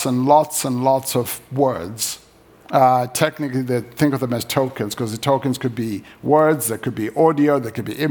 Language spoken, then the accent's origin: English; Zimbabwe; moved away; I grew up in Zimbabwe.